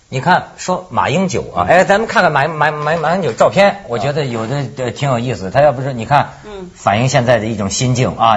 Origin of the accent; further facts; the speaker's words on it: China; 我是大陆人